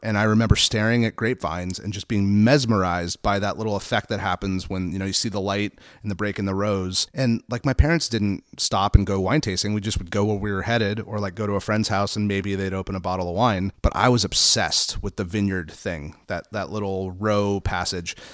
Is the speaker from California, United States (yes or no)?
yes; Santa Barbara, California, United States; also born or lived in Los Angeles; I grew up in, we moved to Santa Barbara in nineteen eighty-seven. I was four